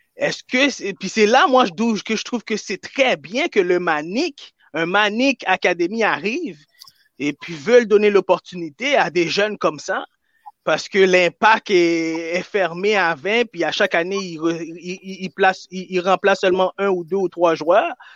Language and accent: French; Quebec, Canada; moi j'ai grandi au Québec